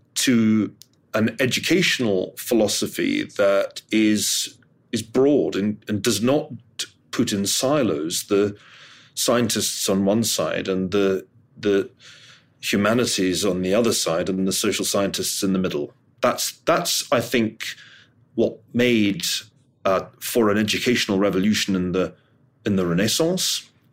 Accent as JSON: {"language": "English", "town": "Glasgow", "region": "Scotland", "country": "United Kingdom", "said": "I'm from Glasgow"}